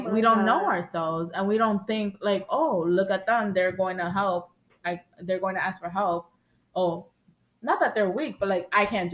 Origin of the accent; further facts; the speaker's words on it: New York City, New York, United States; We're from the Bronx.